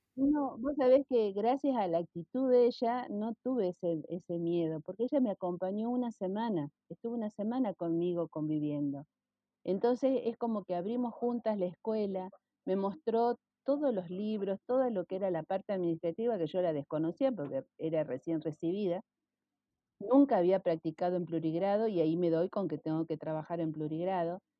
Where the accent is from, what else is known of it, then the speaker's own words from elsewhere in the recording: Rosario, Santa Fe, Argentina; yo nací en Rosario